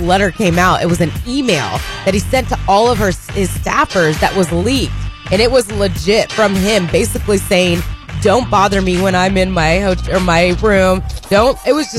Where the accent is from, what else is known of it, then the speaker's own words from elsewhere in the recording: Indiana, United States; now in Arkansas, United States; I'm from Indiana.